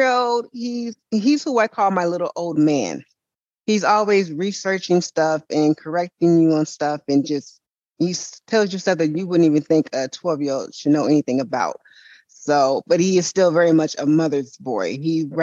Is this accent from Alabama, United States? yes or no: no; Oakland, California, United States; also born or lived in Antioch, California; I'm born and raised in California. I lived in Oakland, the Bay Area, until I was about 28